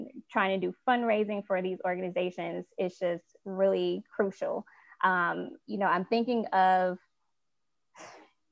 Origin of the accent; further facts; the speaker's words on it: Chicago, Illinois, United States; I'm from Chicago